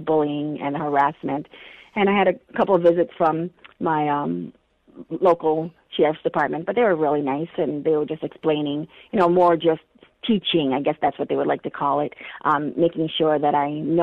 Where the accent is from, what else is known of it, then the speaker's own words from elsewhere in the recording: Marshall, United States; I grew up in Marshall